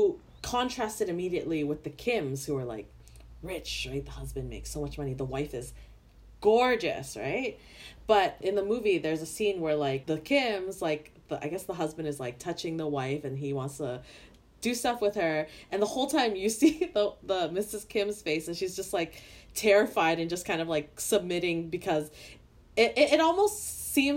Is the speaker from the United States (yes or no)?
no; Canada; someone who grew up in Canada